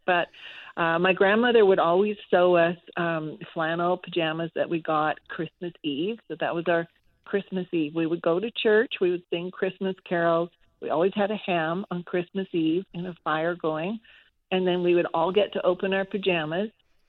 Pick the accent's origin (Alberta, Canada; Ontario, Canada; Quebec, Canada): Alberta, Canada; Calgary; also born or lived in Saskatoon; I was born in Saskatoon, and then a sister in Regina, sister or brother there. So Jack was born in Calgary, and we spent most of our life growing up in Calgary.